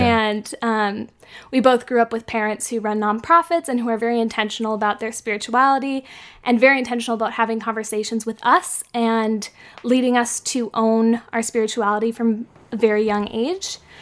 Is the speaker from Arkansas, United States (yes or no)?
no; San Francisco, California, United States; I grew up in San Francisco